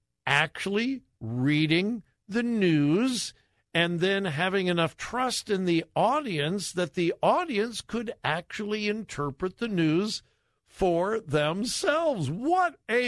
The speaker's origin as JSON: {"language": "English", "town": "Los Angeles", "region": "California", "country": "United States", "tie": "born or raised there", "moved": "yes", "lives_now": "Columbus, United States", "said": "I grew up in the L.A. area"}